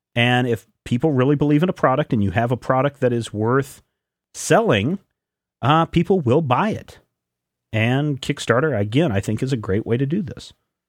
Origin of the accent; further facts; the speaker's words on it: Glasgow, Scotland, United Kingdom; I am from Glasgow. Let me fill you guys in on what barbecue means in my country.